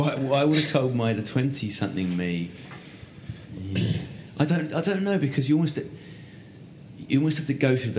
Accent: Essex, East of England, United Kingdom; I'm a bloke from Essex who mumbles.

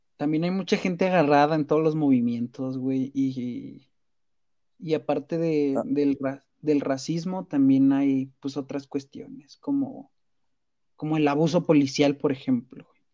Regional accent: Mexico; como mexicanos

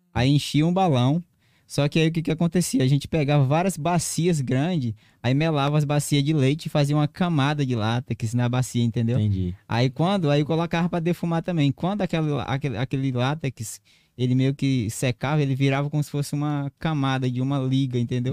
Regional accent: Marechal Thaumaturgo, Acre, Brazil; moved away as an adult; now in Rio Branco, Brazil; eu nasci num, no município do interior do Acre, sou de Marechal Tamaturgo.

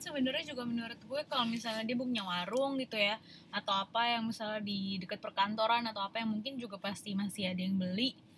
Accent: Padang, West Sumatra, Indonesia; gue orang Padang

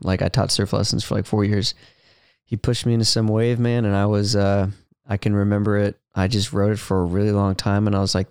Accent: Ventura, California, United States; Yeah, I'm from Ventura, California.

